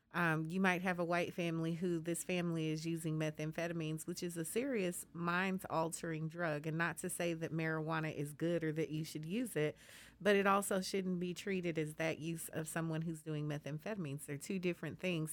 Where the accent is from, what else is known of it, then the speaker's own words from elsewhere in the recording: Colorado, United States; now in Texas, United States; I'm from Colorado